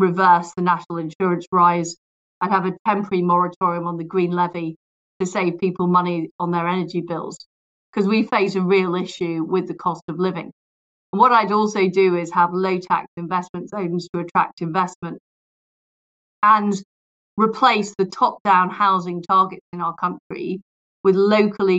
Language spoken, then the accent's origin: English; Leeds, Yorkshire and the Humber, United Kingdom; also born or lived in Paisley, Scotland; I grew up in Paisley and then in Leeds, where I went to comprehensive school